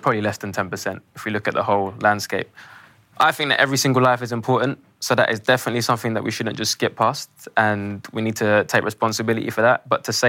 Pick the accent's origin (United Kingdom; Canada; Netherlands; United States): United Kingdom; London; when I grew up on my estate